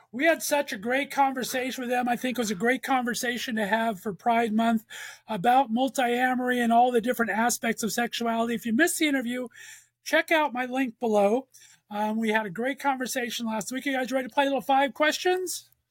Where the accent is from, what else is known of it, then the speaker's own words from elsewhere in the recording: Los Angeles, California, United States; moved away as an adult; now in Northeast Ohio, United States; I'm from Los Angeles. So okay. I was born and raised there for 29 years before I've been banished to Northeast Ohio for the past 20